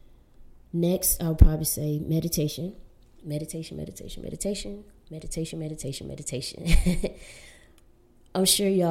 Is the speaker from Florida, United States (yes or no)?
yes; Florida, United States; now in Southern California, United States; growing up in Florida and living in Southern California